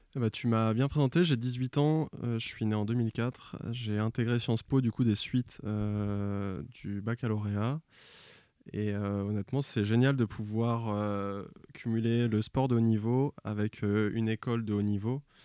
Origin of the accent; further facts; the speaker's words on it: Royan, Nouvelle-Aquitaine, France; à côté de chez moi, à Royan, en Charente-Maritime, dans le 17.